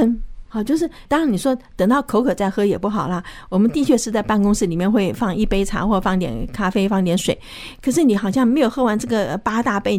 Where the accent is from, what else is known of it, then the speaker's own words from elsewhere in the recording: China; 我觉得这个好像我们中国人现在非常的注重健康哈。